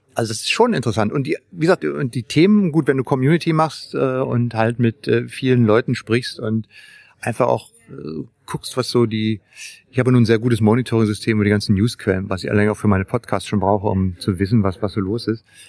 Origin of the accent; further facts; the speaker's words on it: Berlin, Germany; als alter Berliner, man ist ja, ich bin ja in Berlin aufgewachsen, ja, ne, also in dem, im Westteil der Stadt